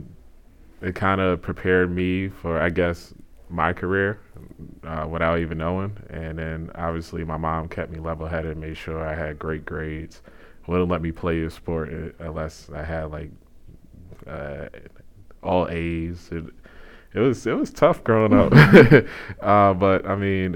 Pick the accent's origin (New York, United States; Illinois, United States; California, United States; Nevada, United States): New York, United States; New York City; moved away as an adult; now in Halifax, Canada; I'm from Queens, New York